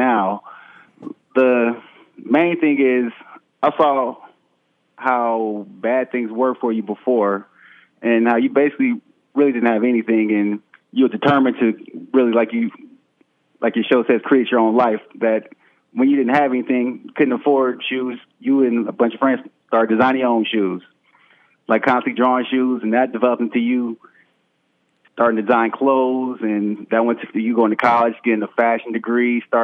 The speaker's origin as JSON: {"language": "English", "town": "Vallejo", "region": "California", "country": "United States", "moved": "yes", "lives_now": "Atlanta, United States", "said": "I'm currently in Atlanta, Georgia. I'm from Vallejo, California also"}